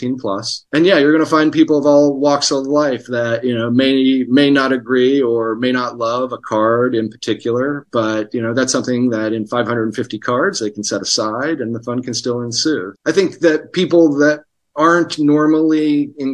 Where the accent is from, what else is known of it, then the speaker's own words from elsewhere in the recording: Hurricane, West Virginia, United States; moved away as an adult; now in Los Angeles, United States; I'm from Hurricane and grew up in Putnam County.